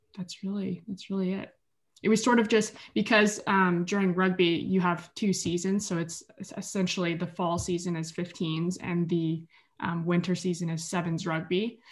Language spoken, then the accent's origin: English; Edmonton, Alberta, Canada; moved away as an adult; now in Kingston, Canada; I was recruited here from Edmonton, Alberta, so that's where I'm originally from.